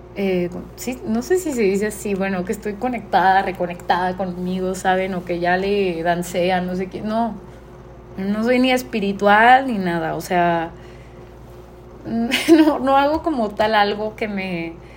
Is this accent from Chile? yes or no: no; Mexico; la única mexicana que está pasando por esta incertidumbre